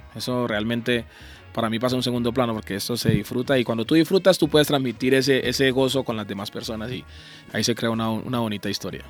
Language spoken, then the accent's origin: Spanish; Buenaventura, Valle del Cauca, Colombia; moved away as an adult; also born or lived in Palmira, Colombia / Cali, Colombia; now in United States; yo soy de Buenaventura, nací en Buenaventura, pero musicalmente comencé en la ciudad de Palmira